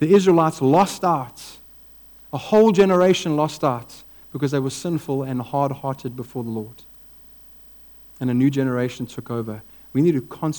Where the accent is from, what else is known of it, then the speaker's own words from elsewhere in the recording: Eastern Cape, South Africa; I grew up in the Eastern Cape